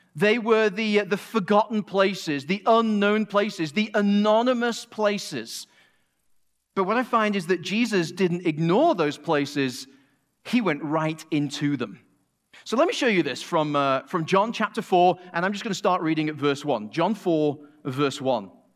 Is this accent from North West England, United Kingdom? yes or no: yes; Manchester, North West England, United Kingdom; moved away as an adult; also born or lived in Asheville area, North Carolina; now in Asheville, United States; We're originally from Manchester, England